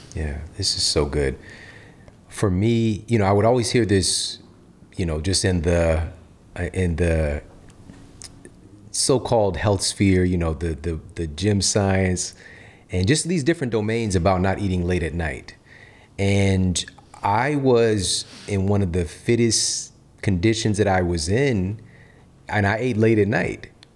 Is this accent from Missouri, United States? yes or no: yes; St. Louis, Missouri, United States; I'm from Missouri, from yeah. St. Louis